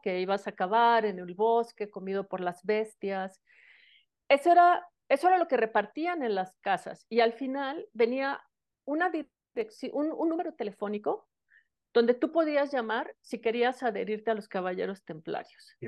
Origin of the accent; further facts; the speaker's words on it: Mexico City, Mexico; yo soy originaria de la Ciudad de México